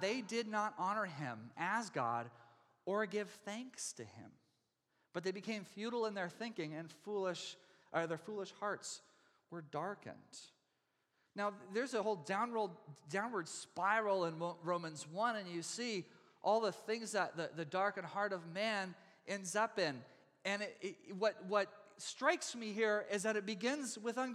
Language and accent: English; Texas, United States; now in Oregon, United States; I come from Texas, and we have real Texas-sized storms and tornado warnings every spring